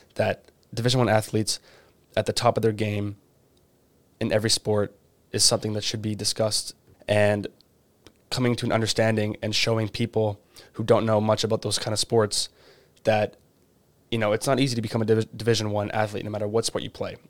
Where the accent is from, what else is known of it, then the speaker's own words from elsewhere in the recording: Canada; I'm Canadian